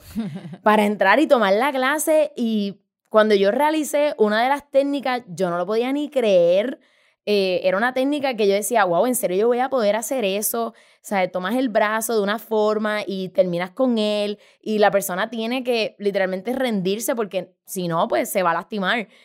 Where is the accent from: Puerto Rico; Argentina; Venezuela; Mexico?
Puerto Rico; San Juan; Yo nací y crecí en San Juan, Puerto Rico, este hermoso archipiélago